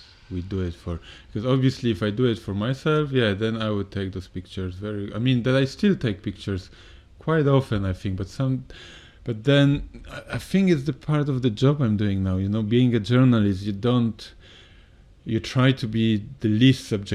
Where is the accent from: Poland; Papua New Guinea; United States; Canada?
Poland; moved away; my hometown is quite known for business. We are quite close to Germany